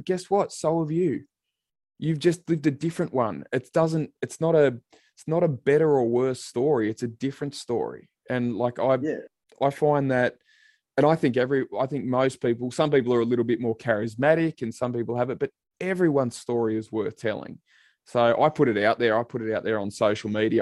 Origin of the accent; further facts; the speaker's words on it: Sydney, New South Wales, Australia; I grew up in Western Sydney myself, out in Liverpool